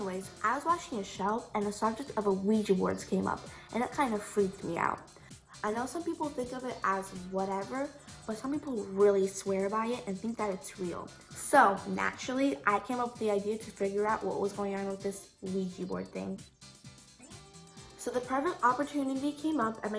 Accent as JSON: {"language": "English", "town": "New York City", "region": "New York", "country": "United States", "tie": "born or raised there", "said": "I was raised in New York City."}